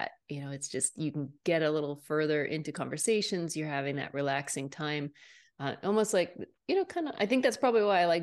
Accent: Portsmouth, New Hampshire, United States; I am originally from Portsmouth, New Hampshire. So right on the seacoast.

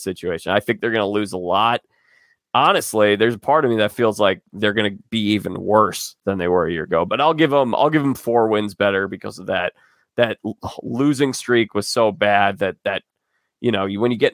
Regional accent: Chicago, Illinois, United States; I'm from Chicago

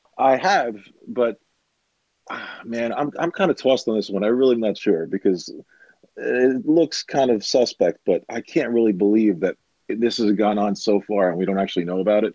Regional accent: New York City, New York, United States; I'm from New York. I was born and raised here

